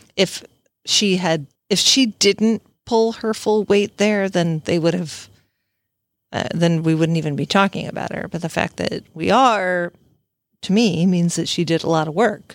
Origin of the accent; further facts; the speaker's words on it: Southern Illinois, United States; moved away as an adult; also born or lived in the South (US); I'm from Southern Illinois